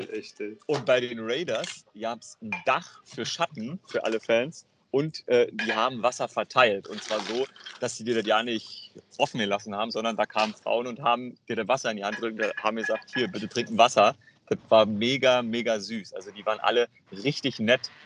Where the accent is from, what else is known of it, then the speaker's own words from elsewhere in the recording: Germany; wir kommen aus Deutschland